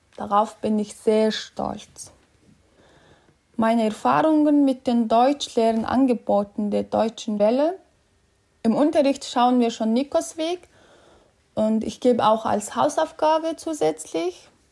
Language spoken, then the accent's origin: German; Mongolia; German is a second language; Ich komme aus der Mongolei.